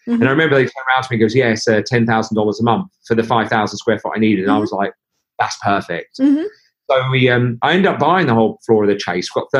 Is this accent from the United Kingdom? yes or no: yes; Norwich, East of England, United Kingdom; We're people from Norwich